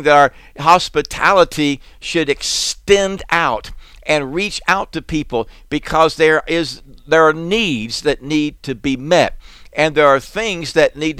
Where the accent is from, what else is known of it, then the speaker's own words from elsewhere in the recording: South Florida, United States; we grew up in South Florida